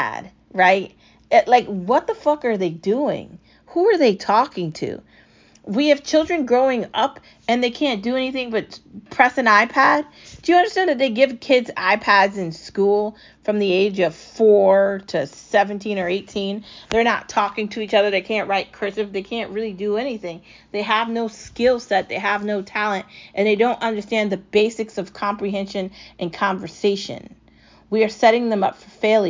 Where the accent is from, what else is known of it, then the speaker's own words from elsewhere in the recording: United States; as an American